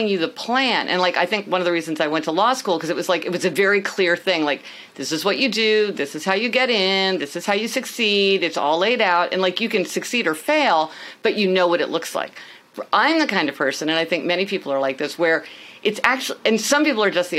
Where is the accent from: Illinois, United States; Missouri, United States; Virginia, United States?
Missouri, United States; Kansas City; moved away as an adult; also born or lived in New Haven, Connecticut; now in New York City, United States; I am actually from Kansas City.